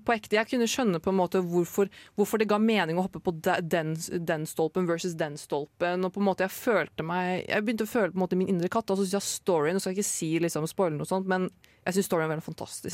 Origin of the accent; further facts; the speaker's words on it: Oslo, Norway; now in Trondheim, Norway; jeg har jo vært hjemme i Oslo i sommer